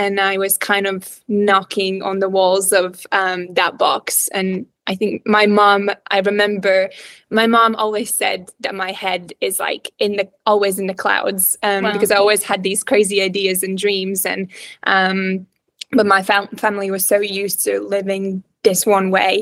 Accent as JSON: {"language": "English", "town": "Riga", "country": "Latvia", "tie": "born or raised there", "also_born_or_lived": "Cardiff, Wales", "second_language": "English", "moved": "as an adult", "said": "So I'm actually originally from Latvia. You probably noticed that my accent is a little bit weird. So I'm from Latvia"}